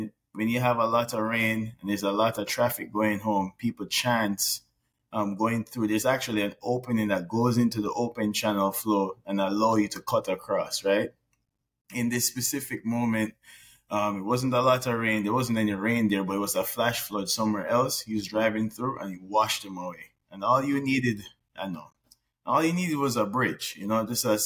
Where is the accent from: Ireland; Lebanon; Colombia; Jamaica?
Jamaica; I'm also from Jamaica